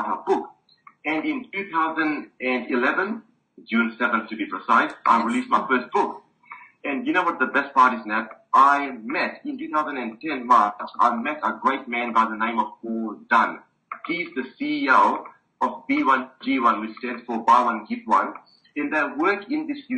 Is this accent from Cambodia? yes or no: no; Australia; also born or lived in Fiji / Melbourne, Australia; I was born in the Fiji Islands, and my parents came to Australia, the lucky country, when I was a kid. And I did my high schooling here